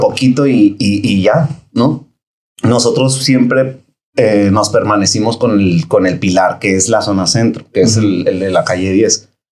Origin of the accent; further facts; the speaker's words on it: Tijuana, Baja California, Mexico; soy nacido aquí en Tijuana, gracias a Dios. Y orgullosamente, la verdad, porque pues aquí empecé, aquí me formé y aquí estudié